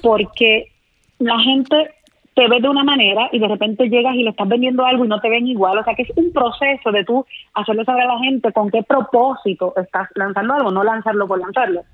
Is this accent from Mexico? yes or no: no; Puerto Rico; moved away as an adult; los mejores escenarios de mi isla